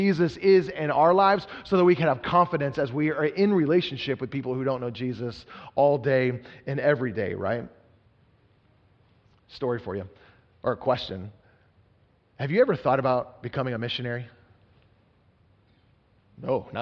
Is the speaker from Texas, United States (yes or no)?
yes; Texas, United States; I was growing up in Texas